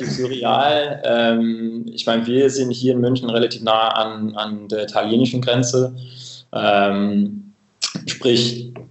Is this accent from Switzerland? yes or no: no; Cambridge, East of England, United Kingdom; German is a second language; moved away; Ähm, ich komme ursprünglich aus, äh, aus England, aus einer kleinen Stadt nördlich von London, Cambridge.